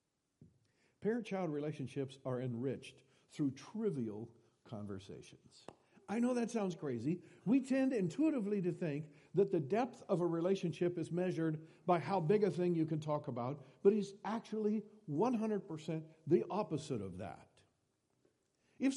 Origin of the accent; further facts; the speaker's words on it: Iowa, United States; I was born and raised in Iowa